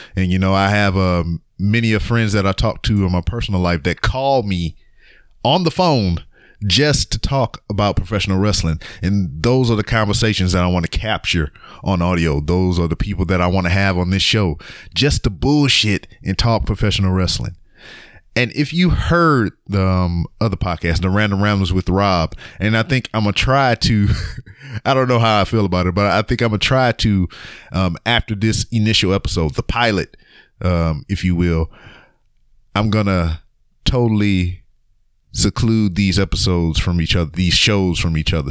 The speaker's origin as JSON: {"language": "English", "town": "Lake Charles", "region": "Louisiana", "country": "United States", "tie": "born or raised there", "said": "I'm from Lake Charles, Louisiana"}